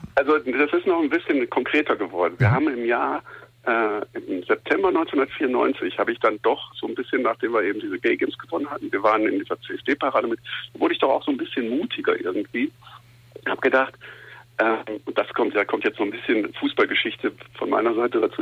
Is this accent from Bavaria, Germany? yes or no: no; Essen, North Rhine-Westphalia, Germany; moved away as an adult; now in Cologne, Germany; ich bin in Essen-Schonnebeck-Katernberg groß geworden, in der Nähe von der Zeche Zollverein